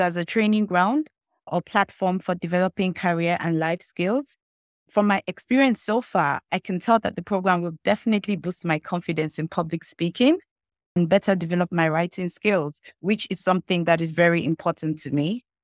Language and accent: English; eastern Nigeria, Nigeria; I'm from the eastern part of Nigeria.